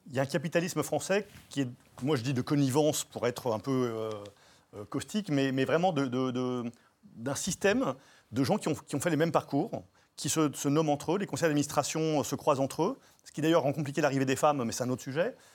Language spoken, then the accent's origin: French; France; en tant que français